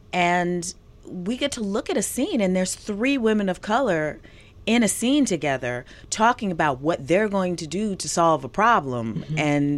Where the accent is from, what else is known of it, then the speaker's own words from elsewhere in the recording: Philadelphia, Pennsylvania, United States; moved away; also born or lived in Atlanta, Georgia; I'm from Philadelphia originally, and I was a theater, musical theater girl.